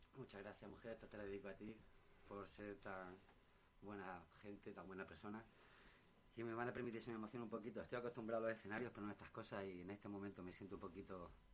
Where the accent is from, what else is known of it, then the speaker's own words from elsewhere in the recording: Talavera de la Reina, Castilla-La Mancha, Spain; also born or lived in Madrid; yo me he criado en Talavera. ¿Mm? Y bueno, eh, soy de aquí, de Madrid, pero vivo toda la vida en Talavera.